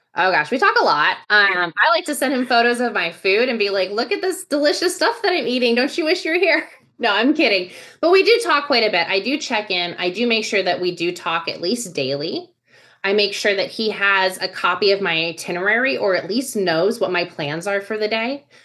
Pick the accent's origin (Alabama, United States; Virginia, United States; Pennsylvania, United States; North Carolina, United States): Virginia, United States; moved away as an adult; also born or lived in Texas; now in Austin, United States; while I was born in Texas, I grew up in Virginia.